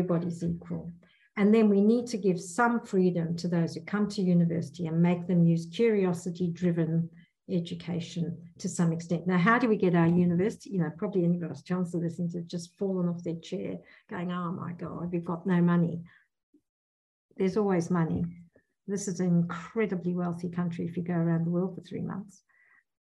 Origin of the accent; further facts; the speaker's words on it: South Africa; moved away as an adult; now in Perth, Australia; I come from South Africa